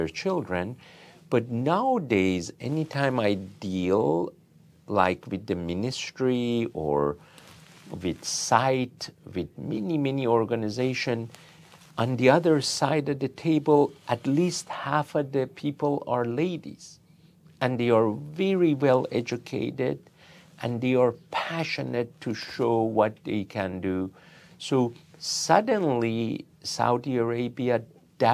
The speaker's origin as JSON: {"language": "English", "country": "Iran", "moved": "yes", "lives_now": "United States", "said": "in my home country."}